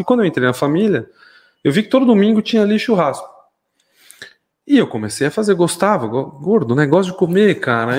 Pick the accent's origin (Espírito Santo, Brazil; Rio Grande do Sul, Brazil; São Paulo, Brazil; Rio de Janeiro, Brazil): São Paulo, Brazil; moved away as an adult; now in Mairinque, Brazil; nascido, criado em São Paulo, é, ali no bairro da Lapa